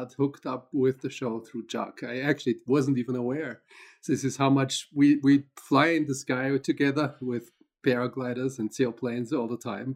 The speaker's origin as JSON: {"language": "English", "country": "Austria", "tie": "born or raised there", "also_born_or_lived": "London / Paris / Minnesota / Ohio", "moved": "as an adult", "lives_now": "Boulder, United States", "said": "I'm originally from Austria, so that's where I grew up, and actually learned to fly gliders in Austria."}